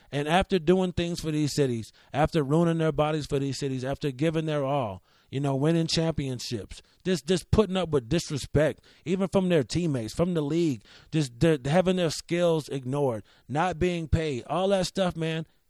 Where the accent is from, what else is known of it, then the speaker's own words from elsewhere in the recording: Rochester, New York, United States; as a kid in Rochester